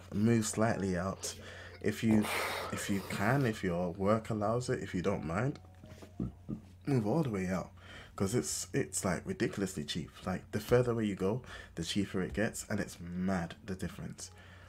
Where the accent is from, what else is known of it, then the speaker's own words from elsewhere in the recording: London, United Kingdom; And I was also born in North London. I was born in Enfield, which is also London.